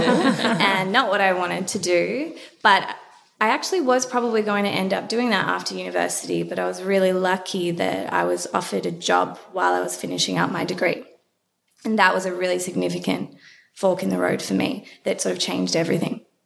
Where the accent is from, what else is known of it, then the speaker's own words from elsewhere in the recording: Melbourne, Victoria, Australia; I grew up in Melbourne, went to a semi private